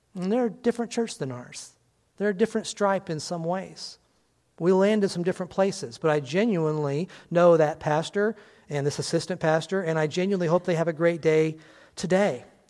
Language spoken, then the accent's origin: English; on the Indiana line, Illinois, United States; I lived on the Illinois Indiana line, and there were many people from Indiana that came and worked in my hometown